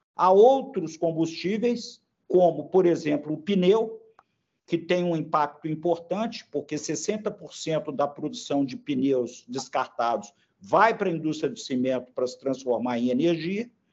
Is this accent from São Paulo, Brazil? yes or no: no; Belo Horizonte, Minas Gerais, Brazil; accent: mineiro; eu pelo sotaque, eu me denuncio, né? É, eu sou mineiro, de Belo Horizonte